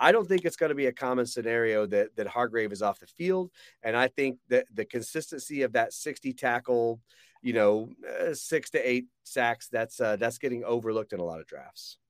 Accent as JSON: {"language": "English", "town": "Atlanta", "region": "Georgia", "country": "United States", "said": "I'm from Atlanta"}